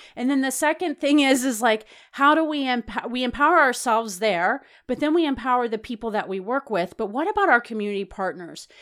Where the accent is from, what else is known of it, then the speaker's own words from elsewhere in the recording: the South, United States; I was from the South